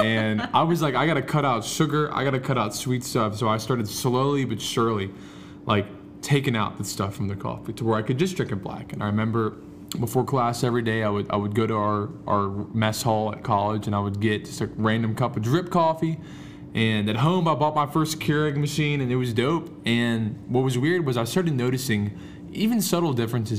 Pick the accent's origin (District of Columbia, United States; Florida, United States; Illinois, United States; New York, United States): District of Columbia, United States; Washington; now in Lynchburg, Virginia, United States; I'm from the DC area. East Coast, Beast Coast